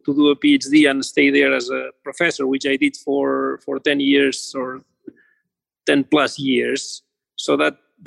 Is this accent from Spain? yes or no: yes; Barcelona, Catalonia, Spain; moved away as an adult; also born or lived in Los Angeles, United States; now in United States; I am originally from Barcelona area, from Spain